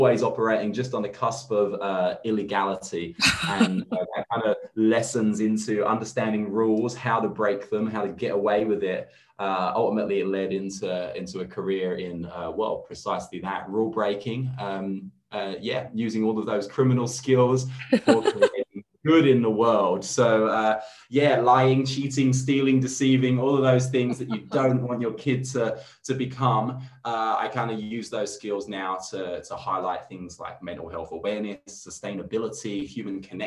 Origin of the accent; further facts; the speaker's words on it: London, United Kingdom; moved away as an adult; also born or lived in Redfern, Sydney, Australia; now in Sydney, Australia; I'm from England. I'm from London. I moved here about 7 years ago. I live in Redfern now